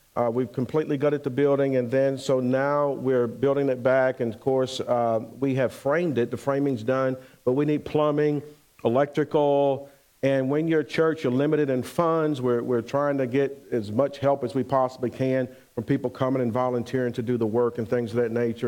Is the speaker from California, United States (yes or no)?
no; Pensacola, Florida, United States; moved away as an adult; also born or lived in Bainbridge / Syracuse, New York; We're actually from Pensacola, Florida, and so we end up going to Syracuse, New York